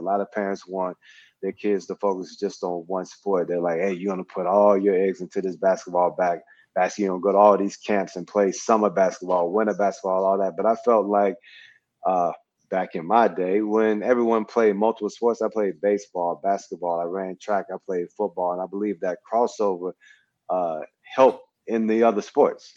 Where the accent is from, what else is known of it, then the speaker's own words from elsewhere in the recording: Mississippi, United States; growing up in Mississippi